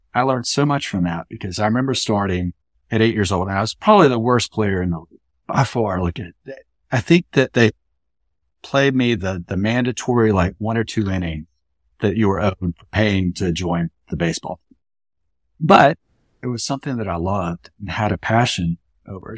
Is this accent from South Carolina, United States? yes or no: yes; Columbia, South Carolina, United States; I was born in Columbia, South Carolina in nineteen seventy-four, so my childhood spanned the eighties and early nineties